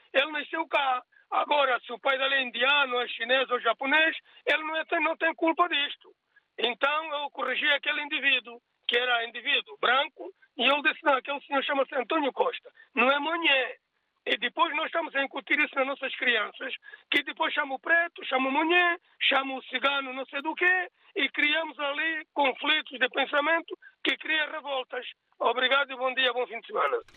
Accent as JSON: {"language": "Portuguese", "country": "Angola", "moved": "yes", "said": "Os angolanos têm muitos problemas, que é o meu país de origem"}